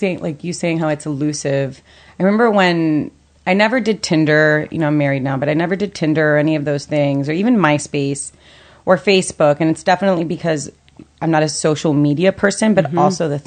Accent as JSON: {"language": "English", "town": "Miami", "region": "Florida", "country": "United States", "tie": "born or raised there", "also_born_or_lived": "Puerto Rico", "said": "I was born in Puerto Rico. Got it. Okay. Raised in Miami, but my dad lived in Puerto Rico, so I spent, like, my summers and New Year's always going."}